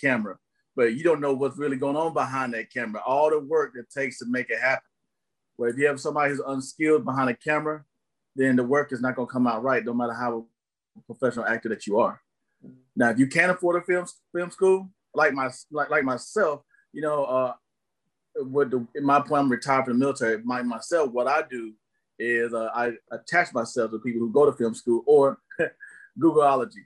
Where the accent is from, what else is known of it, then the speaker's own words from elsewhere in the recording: Tennessee, United States; also born or lived in Tampa Bay, Florida; now in Los Angeles, United States; of Tennessee is where I'm from, and lived in Tampa Bay, Florida for over 10 years of my life